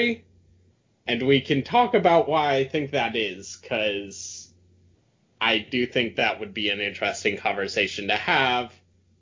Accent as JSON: {"language": "English", "region": "the Bible Belt", "country": "United States", "tie": "born or raised there", "moved": "yes", "said": "I grew up in the Bible Belt"}